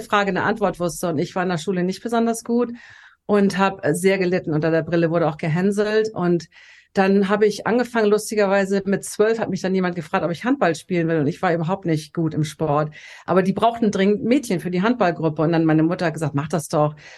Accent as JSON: {"language": "German", "region": "Hamburg", "country": "Germany", "tie": "born or raised there", "moved": "as an adult", "lives_now": "Los Angeles, United States", "said": "Also ich bin tatsächlich in Hamburg geboren, wo ich jetzt auch gerade bin und bin dann mit Anfang 30 nach Los Angeles ausgewandert"}